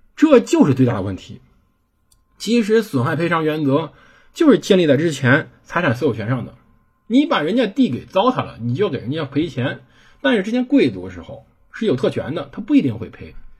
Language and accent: Chinese; China; 我们中国人没契约精神